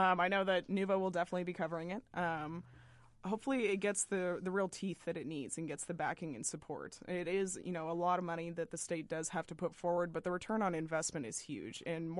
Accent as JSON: {"language": "English", "town": "Boston", "region": "Massachusetts", "country": "United States", "moved": "as an adult", "lives_now": "Indiana, United States"}